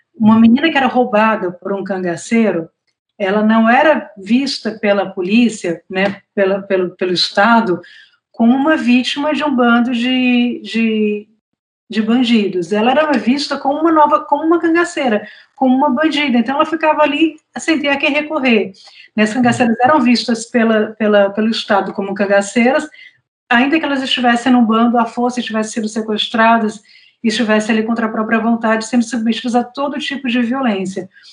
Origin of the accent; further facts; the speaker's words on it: Fortaleza, Ceará, Brazil; also born or lived in São Paulo / Mossoró; eu nasci em São Paulo, mas eu sou nordestina, né? Porque é, os meus pais são de Mossoró, no Rio Grande do Norte, é, a minha família é toda nordestina e eu cresci em Fortaleza.